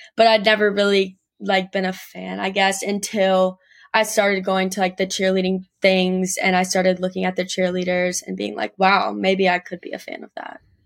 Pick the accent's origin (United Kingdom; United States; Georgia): United States; Gastonia, North Carolina; I'm from Gastonia, North Carolina, which is, like, kind of a small town, like, thirty-ish minutes right outside of Charlotte.